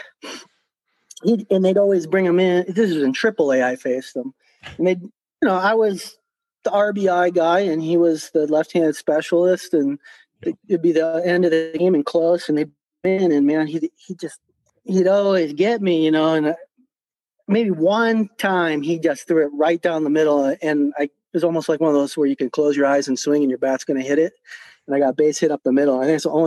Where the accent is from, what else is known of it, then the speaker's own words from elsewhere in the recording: Park Ridge, Illinois, United States; also born or lived in Ottawa; now in Tucson, United States; I grew up in Chicago in Park Ridge, Illinois